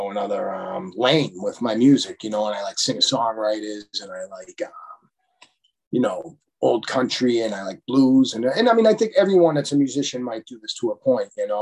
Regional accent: Quincy, Massachusetts, United States; when I was growing up in Quincy

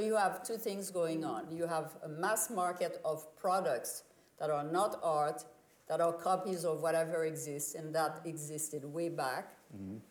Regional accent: Haiti; moved away; When I was growing up in Haiti as a child

